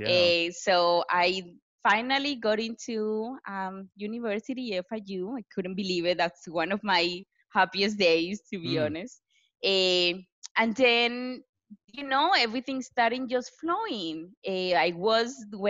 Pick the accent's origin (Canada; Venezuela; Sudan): Venezuela; moved away as an adult; now in United States; I actually studied civil engineer back in Venezuela. I'm from Venezuela